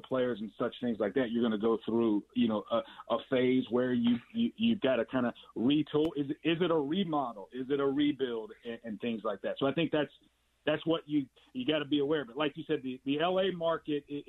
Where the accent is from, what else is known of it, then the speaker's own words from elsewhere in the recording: Alabama, United States; now in Los Angeles, United States; When I grew up in Alabama